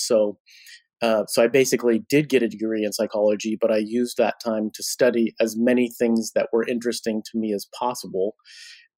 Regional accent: California, United States; now in Portland, United States; I grew up in California in the 70s and 80s

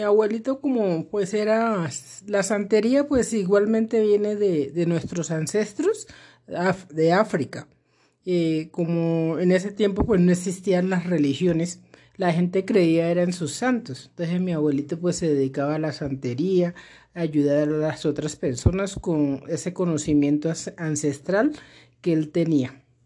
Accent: Chocó, Colombia; now in Bogotá, Colombia; nací en el Chocó, exactamente en un afluente del río Atrato que se llama Munguidó. Y llevo aquí en Bogotá más de 20 años.

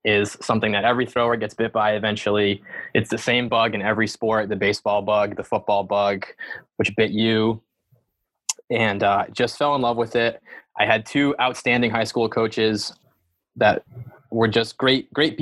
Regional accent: Rhode Island, United States; moved away; I am from Rhode Island originally

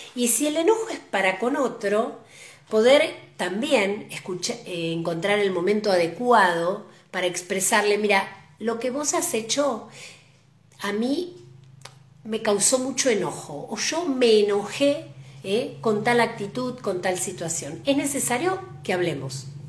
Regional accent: Argentina; como argentinos

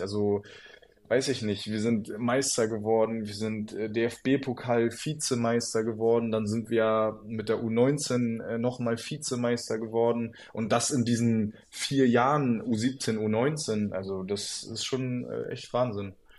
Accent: Stralsund, Mecklenburg-Vorpommern, Germany; also born or lived in Rostock; now in Berlin, Germany; gebürtig bin ich ja aus Strasund

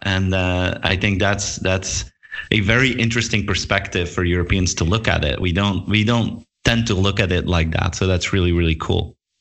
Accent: Belgium; I'm from Belgium myself

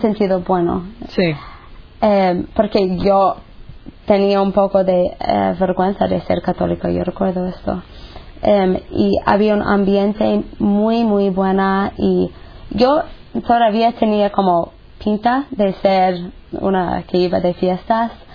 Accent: United States; moved away; soy de los Estados Unidos. Y pues crecí en una familia pues buena, normal

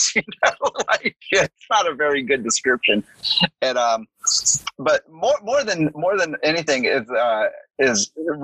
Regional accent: New Orleans, Louisiana, United States; moved away; also born or lived in Atlanta; I am from New Orleans originally too.

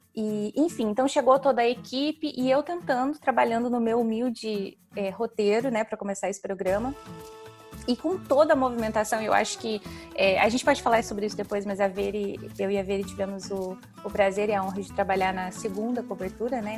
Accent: Paraná, Brazil; moved away as an adult; also born or lived in Mato Grosso; now in London, United Kingdom; eu nasci no Mato Grosso, mas eu me mudei para o Paraná. Um, acho que eu tinha dois anos de idade, talvez nem isso. Então, é, eu me considero mais paranaense

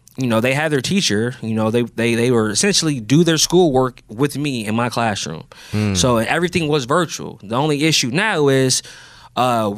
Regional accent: Columbus, Ohio, United States; now in Detroit, United States; I'm from Columbus

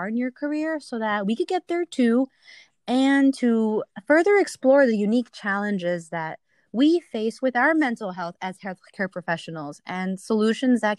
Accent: New York, United States; growing up in New York

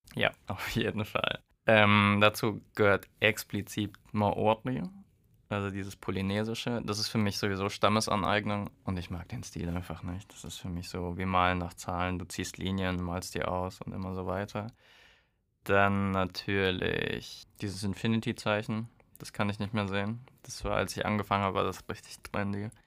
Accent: Hesse, Germany; now in Würzburg, Germany; ich komme aus Hessen

